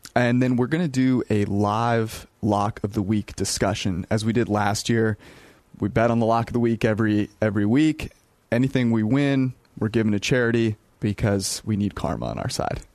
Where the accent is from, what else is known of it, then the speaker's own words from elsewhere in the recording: West Coast, United States; being on the West Coast for the majority of my life